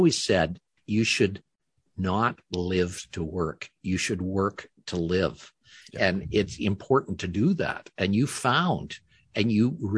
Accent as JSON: {"language": "English", "country": "Canada", "said": "I'm a Canadian as well."}